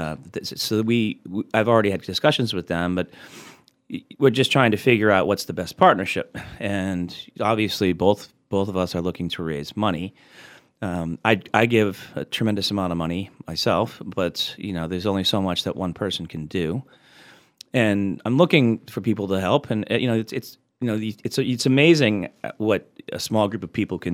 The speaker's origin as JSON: {"language": "English", "town": "Boston", "region": "Massachusetts", "country": "United States", "tie": "born or raised there", "said": "I grew up in the Boston area"}